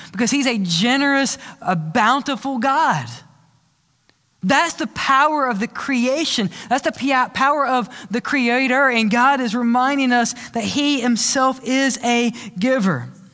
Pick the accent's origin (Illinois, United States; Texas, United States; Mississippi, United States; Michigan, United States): Mississippi, United States; moved away; also born or lived in Louisiana; I grew up in Mississippi